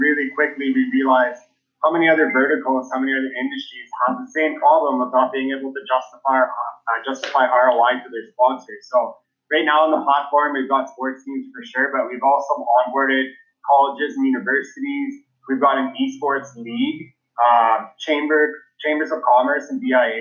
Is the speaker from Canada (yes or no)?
yes; Canada; born and raised in Canada, true blue Canadian